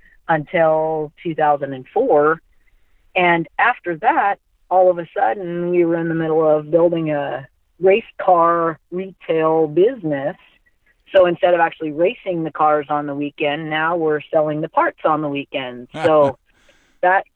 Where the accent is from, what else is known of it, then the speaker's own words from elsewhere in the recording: Mount Vernon, Washington, United States; I'm from Mount Vernon, Washington